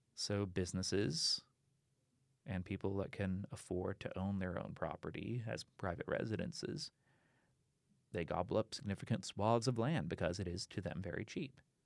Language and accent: English; Austin, Texas, United States; now in Houston, United States; I'm from Austin originally